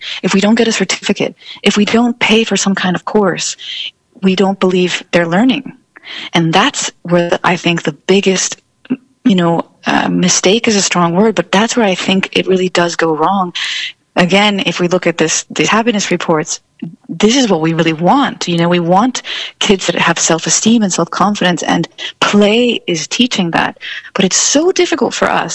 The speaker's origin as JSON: {"language": "English", "country": "United States", "also_born_or_lived": "Rome", "moved": "yes", "said": "as an American"}